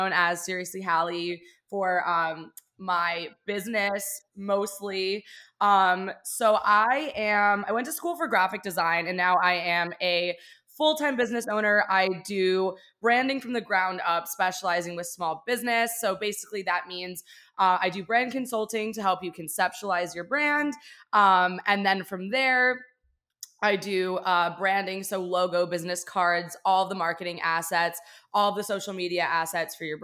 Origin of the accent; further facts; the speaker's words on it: West Chester, Pennsylvania, United States; moved away as an adult; also born or lived in Orlando; now in Miami, United States; I live in Miami. I'm from Pennsylvania.